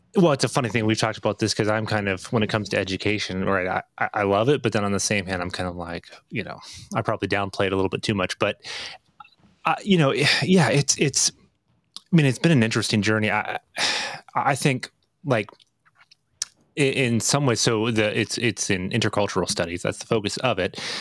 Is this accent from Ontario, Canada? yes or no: yes; Northern Ontario, Canada; moved away; also born or lived in Montreal / United States; I was raised in Northern Ontario, but yes, I lived half my life in the United States